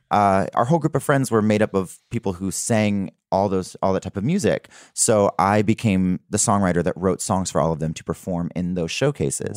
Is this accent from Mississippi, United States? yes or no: yes; South Mississippi, United States; I am from South Mississippi